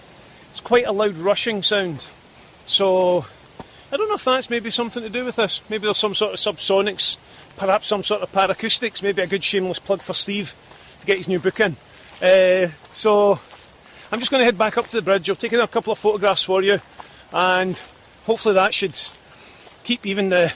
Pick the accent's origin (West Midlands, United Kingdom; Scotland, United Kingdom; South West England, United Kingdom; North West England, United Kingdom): Scotland, United Kingdom; I'm Scottish